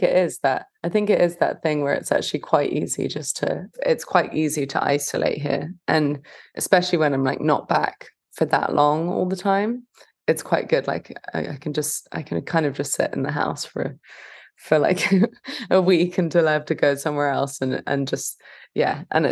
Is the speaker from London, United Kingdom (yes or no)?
yes; London, United Kingdom; moved away as an adult; also born or lived in West Hollywood, Los Angeles; now in Los Angeles, United States; I'm from London